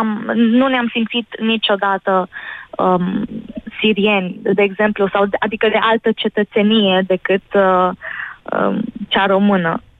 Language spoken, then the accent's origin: Romanian; Romania; also born or lived in Jordan; Am crescut în România, parțial am crescut în România. Am fost o mare parte um, ba în Iordania, o altă țară arabă.